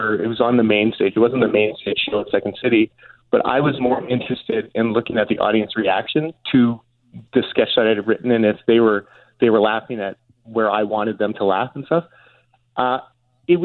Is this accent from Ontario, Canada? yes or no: no; Winnipeg, Manitoba, Canada; now in Toronto, Canada; when I was growing up in Winnipeg